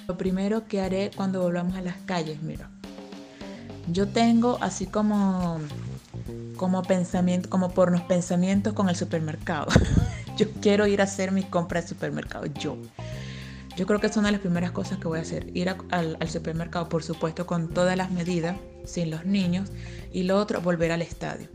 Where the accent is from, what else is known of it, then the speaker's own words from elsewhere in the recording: Venezuela; now in Chile; soy venezolana